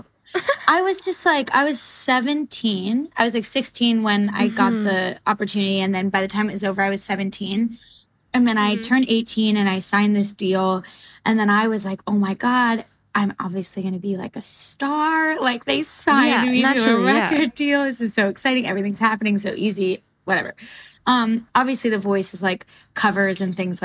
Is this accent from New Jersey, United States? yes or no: yes; New Jersey, United States; I'm from New Jersey too